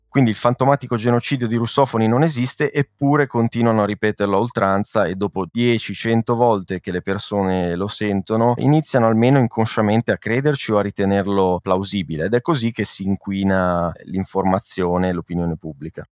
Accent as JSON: {"language": "Italian", "town": "Genoa", "region": "Liguria", "country": "Italy", "tie": "born or raised there", "moved": "as an adult", "lives_now": "Barcelona, Spain", "said": "nella mia città natale a Genova"}